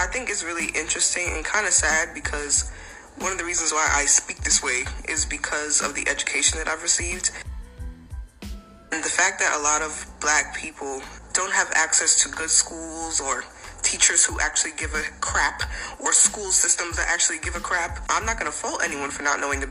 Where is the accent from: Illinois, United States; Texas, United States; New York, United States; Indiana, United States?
New York, United States; I'm from New York